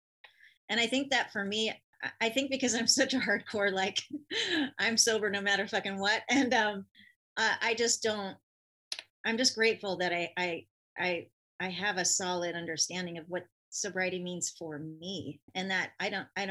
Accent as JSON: {"language": "English", "region": "California", "country": "United States", "said": "I'm from California"}